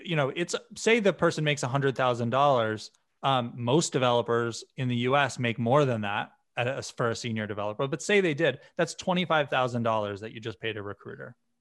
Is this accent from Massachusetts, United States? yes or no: yes; Western Massachusetts, United States; I grew up in a small town in Western Massachusetts